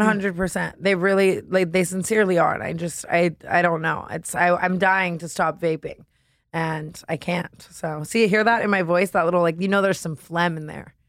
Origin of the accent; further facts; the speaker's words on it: Las Vegas, Nevada, United States; moved away; I grew up in Vegas, which is why I'm insane